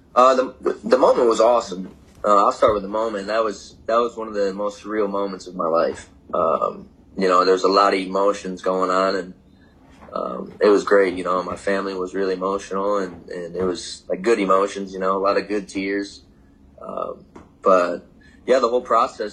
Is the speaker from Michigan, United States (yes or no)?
yes; Michigan, United States; moved away; born and raised in Michigan